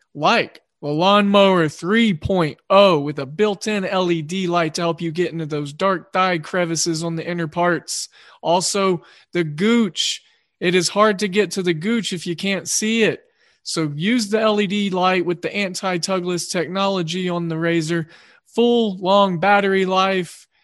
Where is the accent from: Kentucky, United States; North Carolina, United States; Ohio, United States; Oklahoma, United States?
Oklahoma, United States; I grew up in Oklahoma. I'm outside of Oklahoma City now